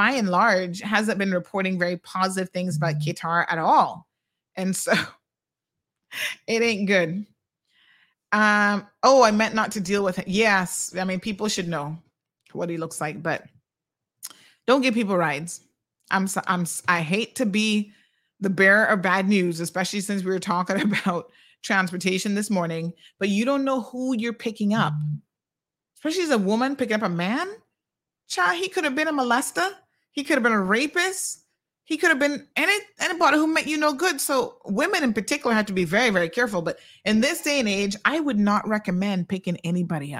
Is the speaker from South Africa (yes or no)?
no; Cayman Islands